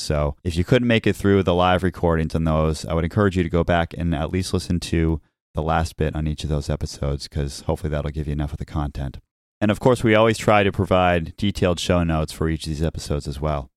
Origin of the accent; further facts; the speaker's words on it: Nashua, New Hampshire, United States; growing up in Nashua, New Hampshire, at Christmas time